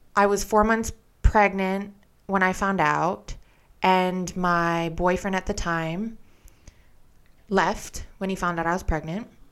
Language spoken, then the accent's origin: English; Hawaii, United States; I was born and raised in Hawaii